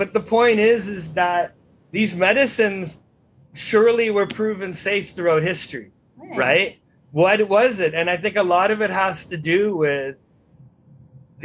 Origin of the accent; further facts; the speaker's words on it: Vancouver, British Columbia, Canada; also born or lived in Texas; I grew up and I'm from the Pacific Northwest, despite living in a few years in Texas